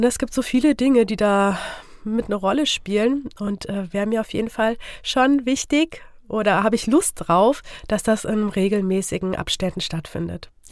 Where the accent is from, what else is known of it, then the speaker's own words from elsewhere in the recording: Fulda, Hesse, Germany; Ich bin geboren und aufgewachsen hier in Fulda.